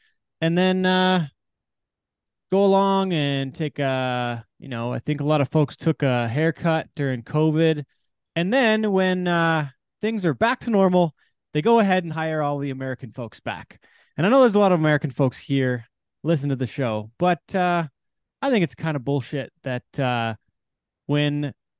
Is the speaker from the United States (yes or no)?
no; Canada; us Canadian guys